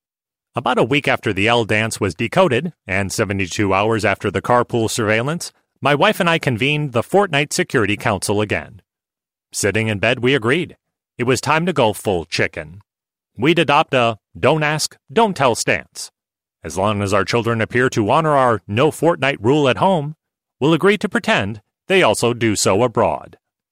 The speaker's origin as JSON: {"language": "English", "region": "New York", "country": "United States", "tie": "born or raised there", "said": "I was raised on Long Island by German immigrant parents who were unlikely hippies."}